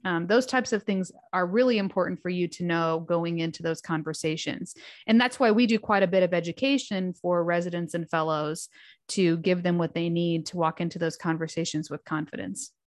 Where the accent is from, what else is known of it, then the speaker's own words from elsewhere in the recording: Fort Wayne, Indiana, United States; went back home to Fort Wayne, Indiana, which is my hometown